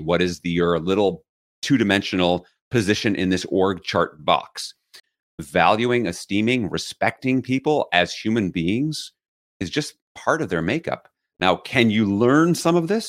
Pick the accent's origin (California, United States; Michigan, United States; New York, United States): New York, United States; New York City; I grew up in New York City